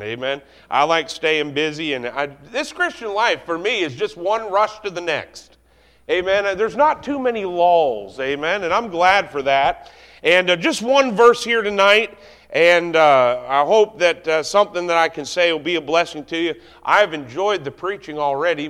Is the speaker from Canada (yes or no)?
yes; Canada; I'm Canadian